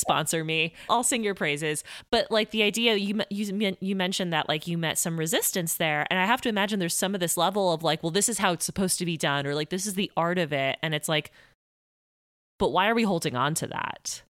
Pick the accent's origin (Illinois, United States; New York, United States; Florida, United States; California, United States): Florida, United States; Miami; I'm from Miami